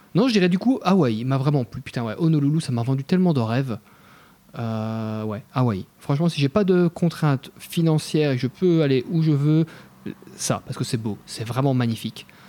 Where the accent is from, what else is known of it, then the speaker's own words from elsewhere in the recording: Belgium; je suis belge, mais on est vraiment un peuple sympa